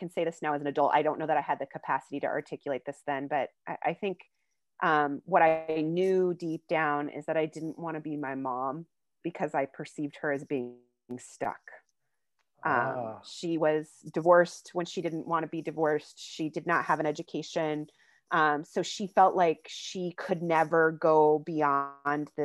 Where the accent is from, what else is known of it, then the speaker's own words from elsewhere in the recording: Crosby, North Dakota, United States; moved away; I grew up in Divide County, Crosby, North Dakota